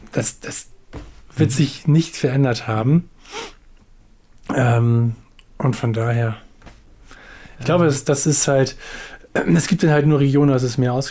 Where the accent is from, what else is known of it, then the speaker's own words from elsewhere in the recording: Hamburg, Germany; ich bin ja so, sage ich mal, so ein Brennpunktviertel groß geworden in Hamburg-Stalzhof hieß das.